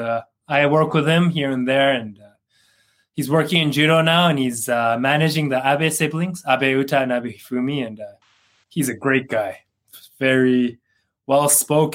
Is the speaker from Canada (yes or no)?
yes; Canada; moved away as an adult; now in Japan; I'm Canadian. I lived in Canada for 26 years and I moved to Japan